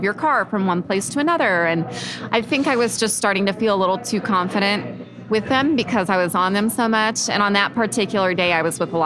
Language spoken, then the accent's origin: English; Oak Grove, Missouri, United States; I grew up in Oak Grove. It's a small town like 30 minutes east of here.